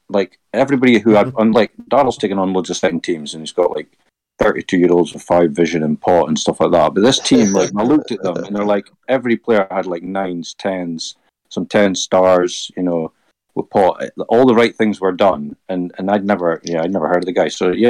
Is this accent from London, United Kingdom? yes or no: no; Aberdeen, Scotland, United Kingdom; I am from Aberdeen, so you're still wanted here.